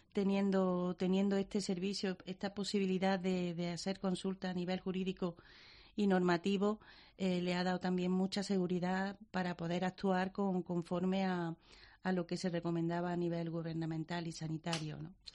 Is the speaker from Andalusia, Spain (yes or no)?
yes; Montilla, Andalusia, Spain; now in Granada, Spain; en mi pueblo que es Montilla de pura cepa